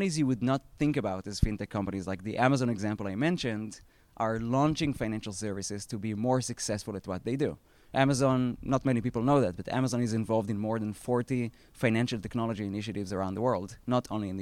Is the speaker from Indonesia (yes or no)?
no; Israel; accent: Israeli; moved away; I previously spent 10 years at a fintech B2B company that I co-founded in Israel. That's where my accent is from